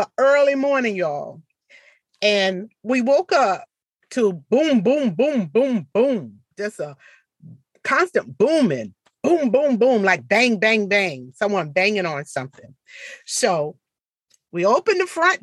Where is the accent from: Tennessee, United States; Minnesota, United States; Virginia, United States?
Virginia, United States; Portsmouth; my hometown, Portsmouth, Virginia